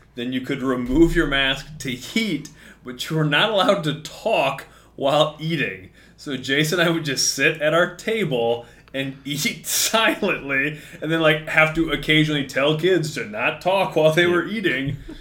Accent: Mason City, Iowa, United States; I grew up in Mason City, north end of Mason City

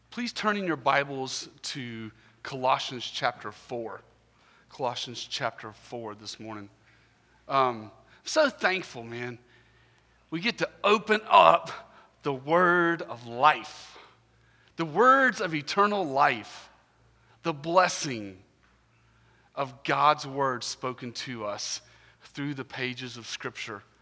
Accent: Augusta, Georgia, United States; I'm from Augusta, Georgia

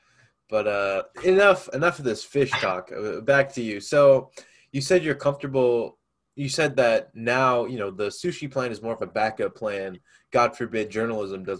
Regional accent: Round Rock, Texas, United States; I'm originally from Round Rock. That's where I live. Oh. That's where I went to high school

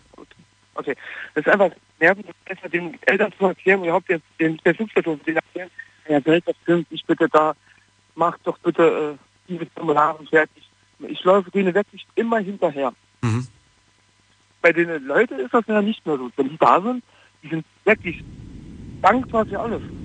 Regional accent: Wanne-Eickel, North Rhine-Westphalia, Germany; moved away as an adult; also born or lived in Bromberg near Pforzheim; now in Pforzheim area, Germany; Ich komme eigentlich aus Nordrhein-Westfalen bei Wanne Eickel. Ich bin hier hingezogen zum Arbeiten

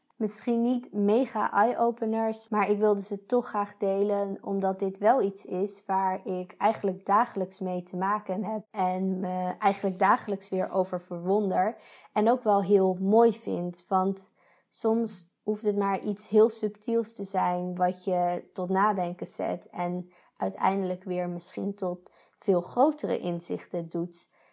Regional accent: Netherlands; moved away as an adult; now in Switzerland; ik ben blij dat ik Nederlander ben

